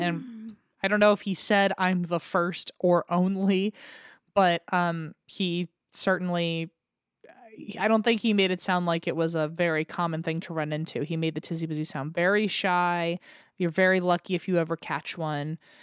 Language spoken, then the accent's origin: English; United States; accent: American; my American accent